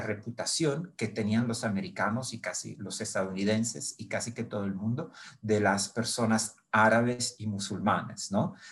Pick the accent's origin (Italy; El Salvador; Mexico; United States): Italy; Brindisi, Apulia; Spanish is a second language; moved away; nací en Italia, en una ciudad que se llama Brindisi